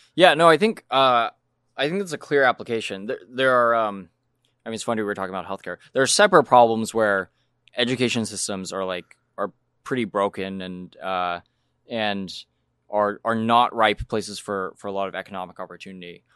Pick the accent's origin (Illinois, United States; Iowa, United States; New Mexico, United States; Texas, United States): New Mexico, United States; moved away; I'm from New Mexico